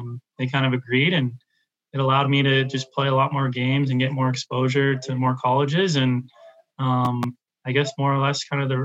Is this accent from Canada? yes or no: yes; Vancouver, British Columbia, Canada; Growing up in Vancouver, I was a Canucks fan early on